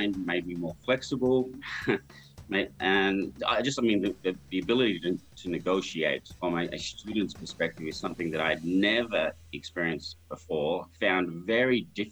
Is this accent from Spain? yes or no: no; Australia; moved away as an adult; also born or lived in Abu Dhabi, UAE / Saudi Arabia; now in Dubai, UAE; I'm from Australia. So yes. I grew up in Australia